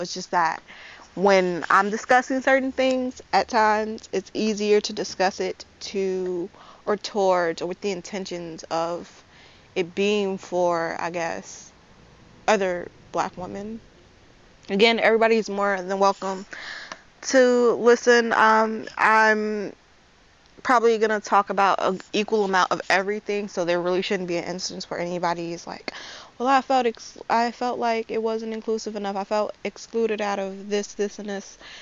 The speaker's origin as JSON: {"language": "English", "town": "Chicago", "region": "Illinois", "country": "United States", "said": "I am 20 years old and I'm from Chicago"}